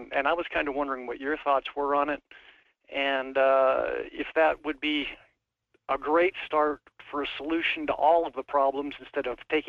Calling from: Wasilla, Alaska, United States; Yeah, this is …. I'm from Wasilla.

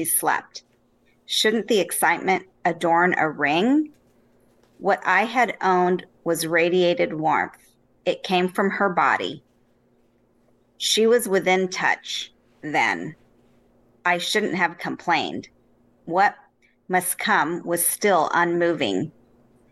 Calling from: Winnetka, Illinois, United States; I'm calling from Winnetka, Illinois, outside of Chicago

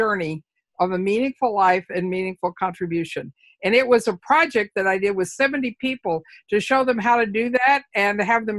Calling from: Edmonds, Washington, United States; I'm in Seattle, or I'm in Edmonds, a beach town just north of Seattle.

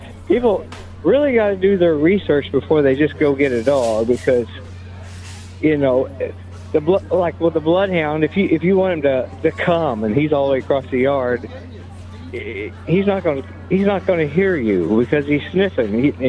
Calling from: Blockton, Iowa, United States; I'm calling from Blockton, Iowa.

